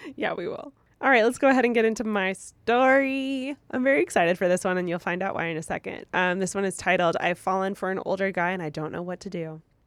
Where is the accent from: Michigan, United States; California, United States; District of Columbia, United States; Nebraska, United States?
California, United States; Moreno Valley; also from Moreno Valley